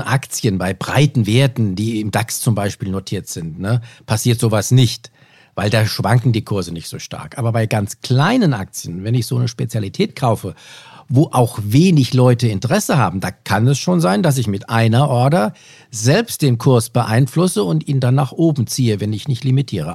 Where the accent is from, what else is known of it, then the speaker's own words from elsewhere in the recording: Germany; bei uns in Deutschland